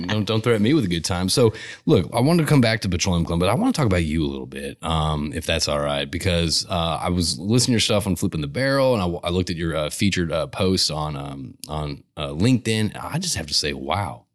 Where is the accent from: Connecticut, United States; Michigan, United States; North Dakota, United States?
Connecticut, United States; now in Houston, United States; I grew up in Connecticut